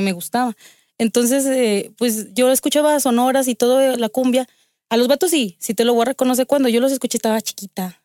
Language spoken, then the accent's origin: Spanish; Aguascalientes, Mexico; yo nací aquí en Aguascalientes.